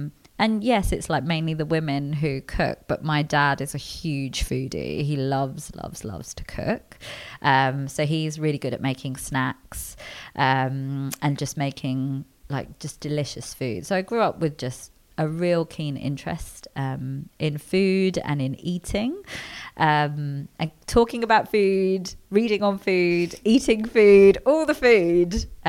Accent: Delhi, India; also born or lived in London, United Kingdom; So I grew up between Delhi in India and London in the UK, and food is massive in Indian culture and in my family in particular.

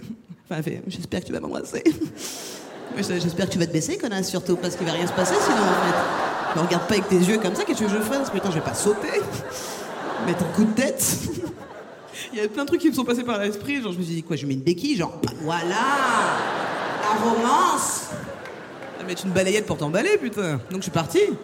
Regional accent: France; je suis française

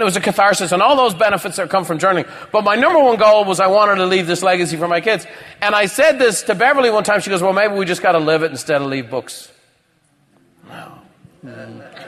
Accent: Ireland; moved away; I grew up in Ireland.

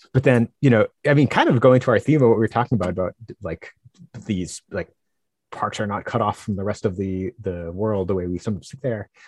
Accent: Northeast, United States; I'm from the Northeast

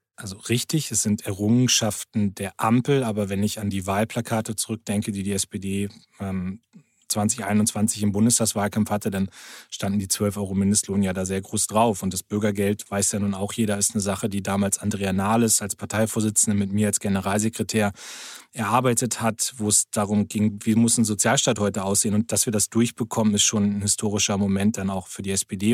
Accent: Lower Saxony, Germany; als Niedersachse

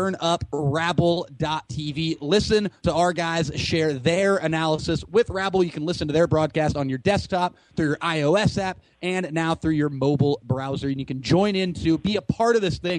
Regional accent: United States

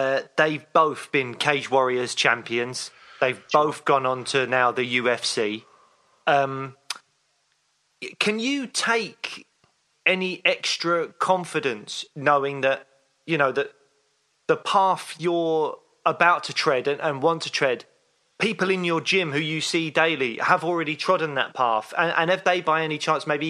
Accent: London, United Kingdom; I'm a Londoner.

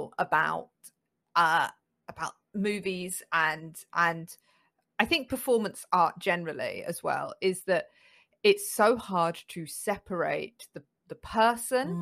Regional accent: United Kingdom; we as British

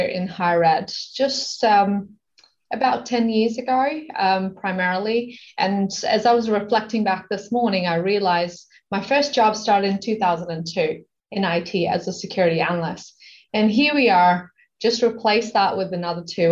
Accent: Sydney, New South Wales, Australia; moved away as an adult; now in Canada; I'm from Sydney, Australia.

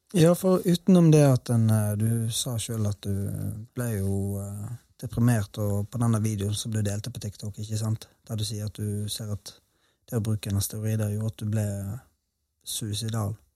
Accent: Bergen, Vestland, Norway; now in Sørlandet, Norway; Spesielt i Bergen, der jeg kommer fra

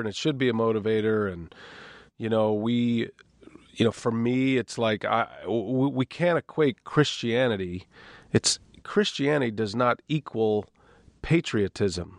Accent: Austin, Texas, United States; now in Wisconsin, United States; growing up in Texas

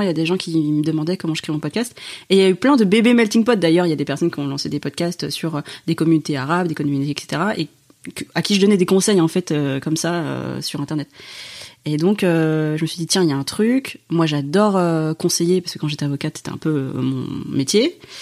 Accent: France; je suis en France, je suis française

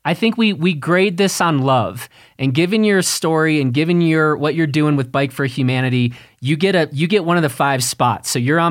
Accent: Chicago, Illinois, United States; I grew up in Chicago

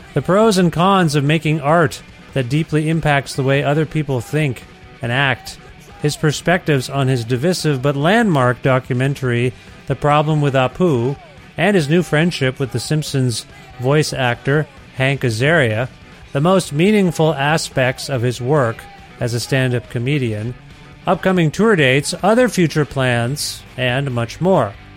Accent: Canada; born or raised there

